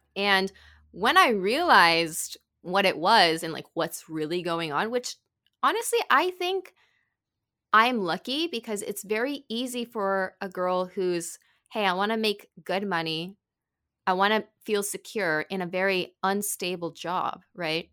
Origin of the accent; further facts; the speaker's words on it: California, United States; moved away as an adult; also born or lived in Arizona / Tokyo, Japan; I grew up in California